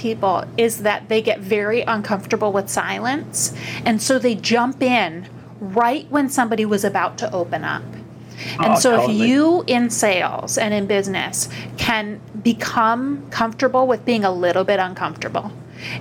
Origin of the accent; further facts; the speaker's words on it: Upper Peninsula of Michigan, United States; now in New York, United States; I'm from the Upper Peninsula of Michigan, and I always thought I'd move somewhere warm. Somehow I landed in New York